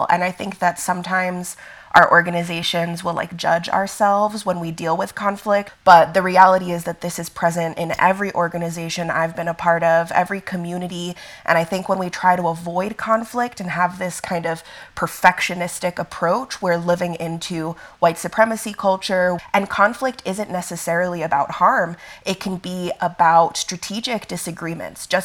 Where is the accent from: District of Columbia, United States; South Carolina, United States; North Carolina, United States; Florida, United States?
Florida, United States; Miami; also born or lived in Italy; now in Denver, United States; I go by they, them pronouns. I am a light skinned black Italian. I was born in Italy but raised in Miami, so I definitely still identify with the South, but I currently live in Denver, Colorado, on Ute, Arapaho, and Cheyenne lands.